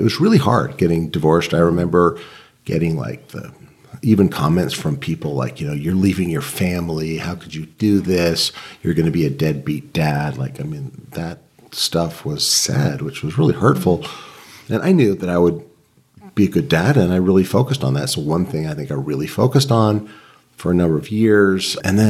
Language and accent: English; Boston, Massachusetts, United States; also born or lived in Utah; I grew up LDS in Boston and then in Utah.